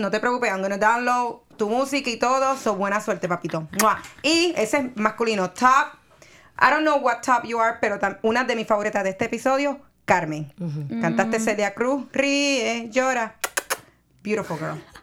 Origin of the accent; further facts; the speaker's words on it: Puerto Rico; moved away; soy de Puerto Rico